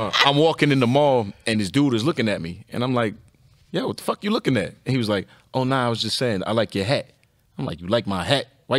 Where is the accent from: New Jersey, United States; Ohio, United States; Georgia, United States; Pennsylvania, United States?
New Jersey, United States; now in Atlanta, United States; I'm from Jersey, right?